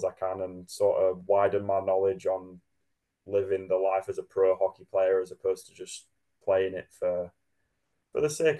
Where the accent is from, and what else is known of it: Sheffield, Yorkshire and the Humber, United Kingdom; born or raised there; now in Manchester, United Kingdom